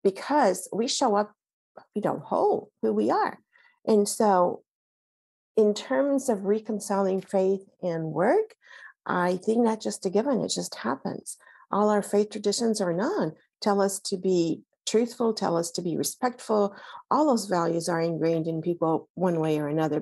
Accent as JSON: {"language": "English", "town": "Alexandria", "region": "Alexandria Governorate", "country": "Egypt", "tie": "born or raised there", "moved": "yes", "lives_now": "United States", "said": "I was born in Egypt, raised in Alexandria, Egypt, went to French Catholic schools that were run by nuns"}